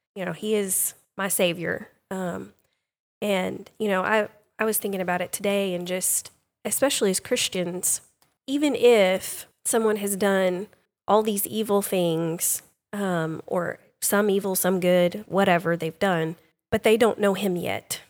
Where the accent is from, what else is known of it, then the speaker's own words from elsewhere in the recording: Sulphur Springs, Texas, United States; I grew up in the Sulphur Springs area